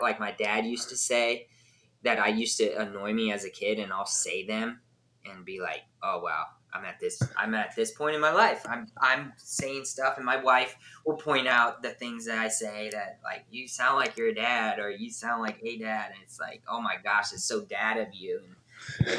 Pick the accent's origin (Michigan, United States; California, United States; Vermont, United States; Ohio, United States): California, United States; just south of LA; moved away as an adult; also born or lived in San Diego; now in Nashville area, Tennessee, United States; I grew up just south